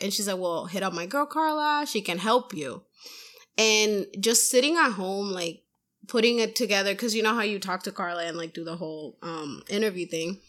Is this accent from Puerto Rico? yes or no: yes; Puerto Rico; now in Massachusetts, United States; I'm from Puerto Rico